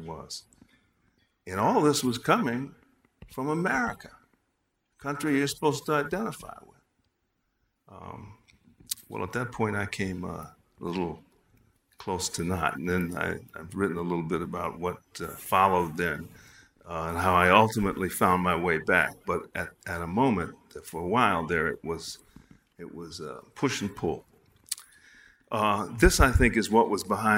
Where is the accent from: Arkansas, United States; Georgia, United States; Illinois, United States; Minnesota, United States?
Illinois, United States; Chicago; I was walking down Wabash Avenue in Chicago, my hometown